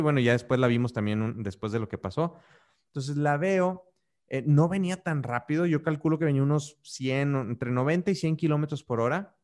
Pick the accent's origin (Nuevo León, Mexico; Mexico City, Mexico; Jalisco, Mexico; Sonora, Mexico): Nuevo León, Mexico; Monterrey; now in Querétaro, Mexico; yo soy de Monterrey, como, ah, como, como algunos de ustedes ya saben, pero ahorita vivo en la ciudad de Querétaro